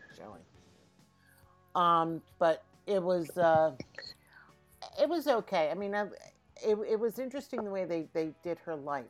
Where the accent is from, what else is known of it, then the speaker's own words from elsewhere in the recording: Philadelphia, Pennsylvania, United States; moved away as an adult; also born or lived in New York; I was born and raised in Philadelphia. I have not lived in Philadelphia all my life because I did spend about 30 years in New York.